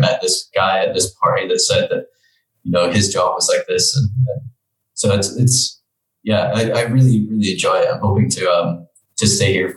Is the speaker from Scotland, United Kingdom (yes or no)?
yes; Dundee, Scotland, United Kingdom; moved away as an adult; now in Geneva, Switzerland; I grew up in Dundee on the northeast coast of Scotland